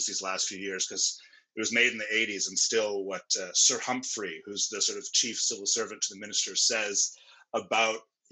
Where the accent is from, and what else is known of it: Canada